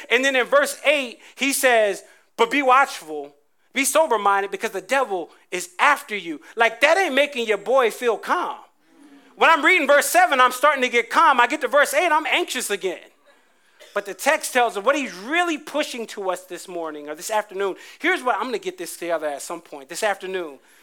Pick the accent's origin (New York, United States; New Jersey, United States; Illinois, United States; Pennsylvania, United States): New Jersey, United States; I grew up in Jersey